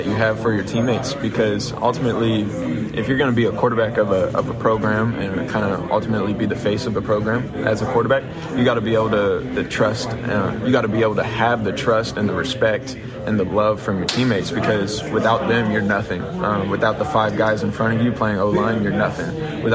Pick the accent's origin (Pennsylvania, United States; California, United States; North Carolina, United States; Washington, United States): California, United States; moved away as an adult; now in Lafayette, United States; born and raised in California